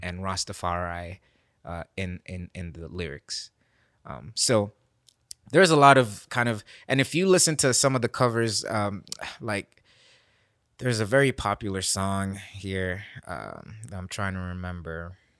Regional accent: Nairobi, Kenya; now in Memphis, United States; I'm this guy from Kenya

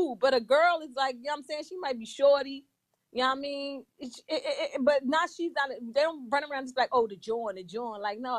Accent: Philadelphia, Pennsylvania, United States; accent: Philly

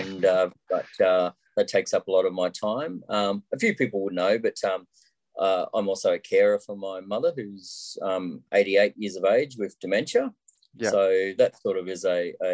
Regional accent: Sydney, New South Wales, Australia; also born or lived in Wollongong, Australia; now in Brisbane, Australia; I was born in Sydney

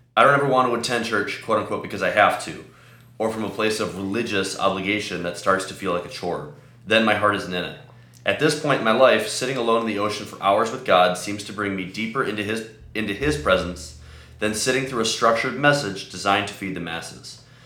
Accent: Chicago, Illinois, United States; I'm from Chicago

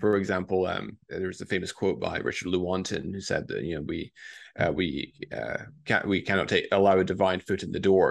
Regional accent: Scotland, United Kingdom; moved away as an adult; also born or lived in Newcastle, United Kingdom; now in Boston, United States; I grew up in Scotland.

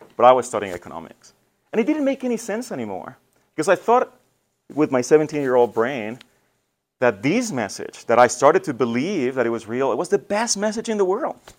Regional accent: Mexico; now in Detroit, United States; I was born in Mexico

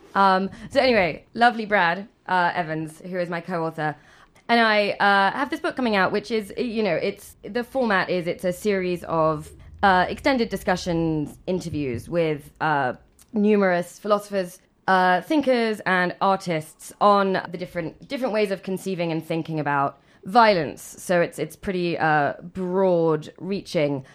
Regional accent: England, United Kingdom; moved away; growing up in England

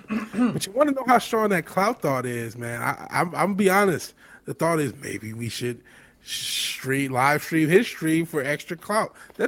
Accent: Michigan, United States; Like I said, there are people like Andy Dick in the same little place in Michigan I grew up outside Detroit.

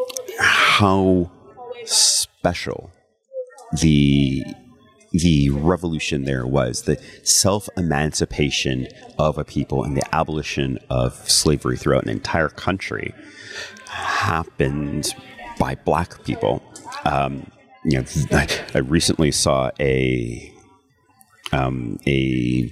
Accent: United States; as an American, I went to public school

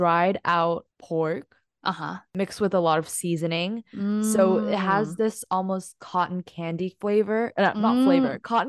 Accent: Hong Kong; So growing up in Hong Kong

